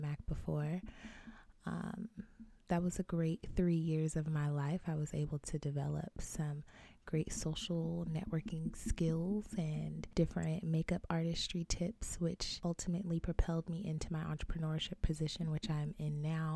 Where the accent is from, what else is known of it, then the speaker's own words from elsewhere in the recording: Arizona, United States; I am born and raised in Arizona